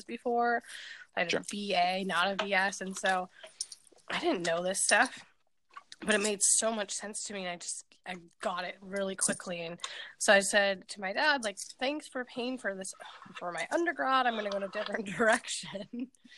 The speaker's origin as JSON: {"language": "English", "town": "Grand Rapids", "region": "Michigan", "country": "United States", "tie": "born or raised there", "said": "I grew up in Michigan, in Grand Rapids."}